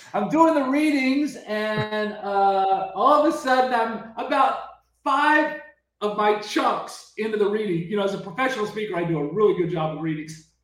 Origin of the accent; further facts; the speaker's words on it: Lake Charles, Louisiana, United States; I was born in Lake Charles, Louisiana. I grew up in paradise.